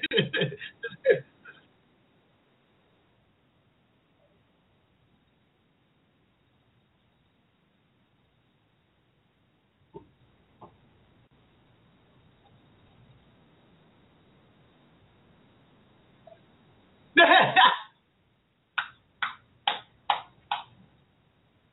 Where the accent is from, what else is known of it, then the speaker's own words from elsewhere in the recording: New York City, New York, United States; I'm from Queens